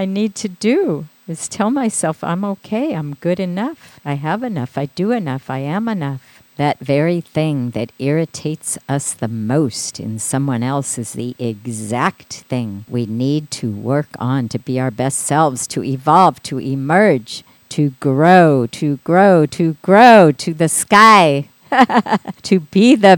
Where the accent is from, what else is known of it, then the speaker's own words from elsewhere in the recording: Midwest, United States; growing up in the Midwest